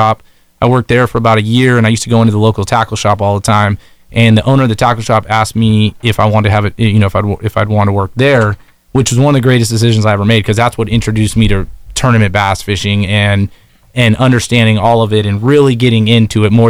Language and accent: English; California Delta, United States; moved away as an adult; now in Guntersville area, Alabama, United States; I was born and raised on the California Delta